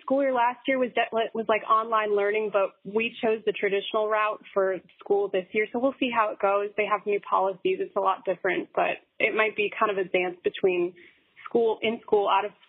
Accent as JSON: {"language": "English", "region": "Wisconsin", "country": "United States", "moved": "as an adult", "lives_now": "Pensacola, United States", "said": "No, I'm from Wisconsin."}